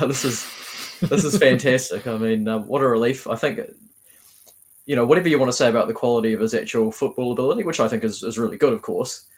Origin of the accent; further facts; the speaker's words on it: Havelock North, Hawke's Bay, New Zealand; now in Wellington, New Zealand; I'm from Havelock North originally, played for Havelock North Wanderers before coming down to Wellington